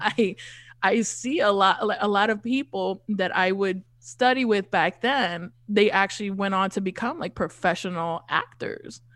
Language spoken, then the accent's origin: English; New York City, New York, United States; I grew up in Queens